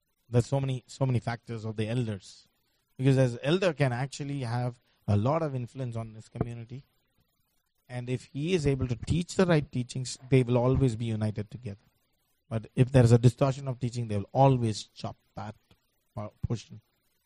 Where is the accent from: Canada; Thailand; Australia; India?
India; I come from India